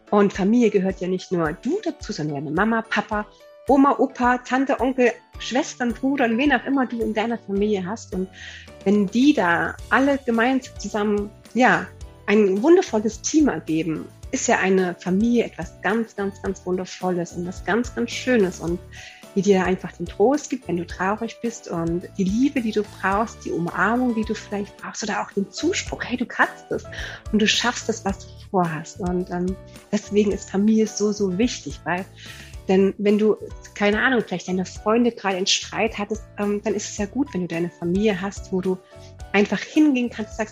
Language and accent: German; Germany; now in Austria; Und äh, habe selber drei Kinder und wohne hier im wunderschönen Österreich. Aber Achtung, ich komme eigentlich aus Deutschland.